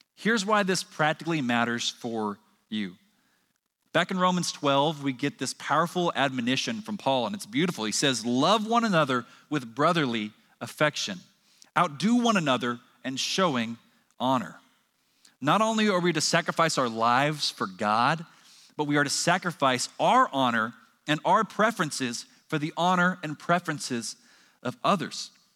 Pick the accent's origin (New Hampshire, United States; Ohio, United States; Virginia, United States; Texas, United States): Texas, United States; before we're Texan